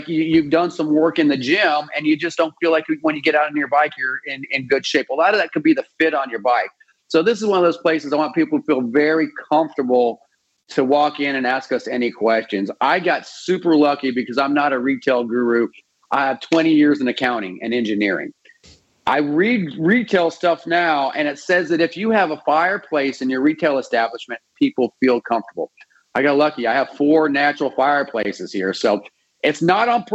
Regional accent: Colorado, United States; also born or lived in Belize; I moved to Colorado and, you know, went through grade school, junior high and college in Colorado

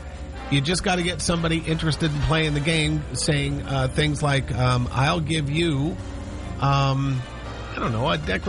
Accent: Montana, United States; also born or lived in Seattle, Washington; now in Washington, United States; I'm from Montana. Well, I was born in Seattle, but grew up in Montana.

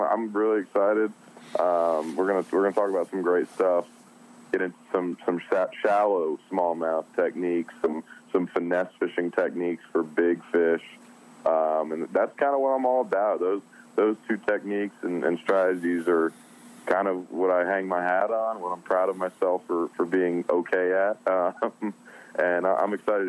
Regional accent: New Jersey, United States; Hey, so I'm originally from New Jersey, so I still got a little bit of that in me, although my voice may be turning a little more southern.

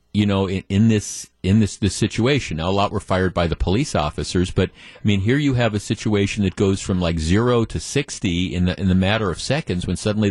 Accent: Baltimore, Maryland, United States; moved away; in Baltimore, my hometown

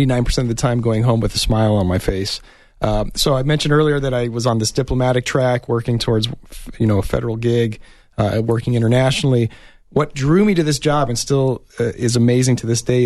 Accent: Tucson, Arizona, United States; I grew up here in Tucson. I'm a Tucson native. I went to Tucson High

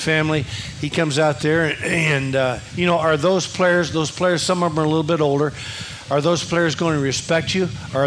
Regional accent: Kansas City, Missouri, United States; I grew up in Kansas City

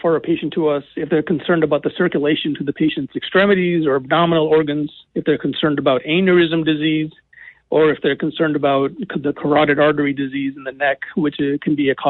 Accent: Boston, Massachusetts, United States; also born or lived in Detroit, Michigan / North Carolina; now in Michigan, United States; I'm originally from Boston

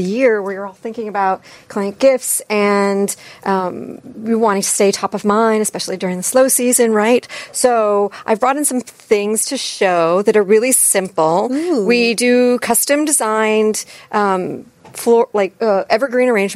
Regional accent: New England, United States; I'm from New England

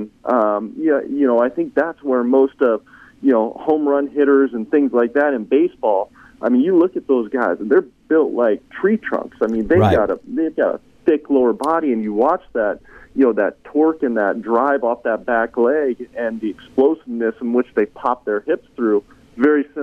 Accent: Bay Area, Northern California, United States; moved away; also born or lived in Florida; I grew up in California. So I grew up in Northern California, right next to, you know, suburbs, San Francisco, Oakland, Berkeley, up in that area, the Bay Area.

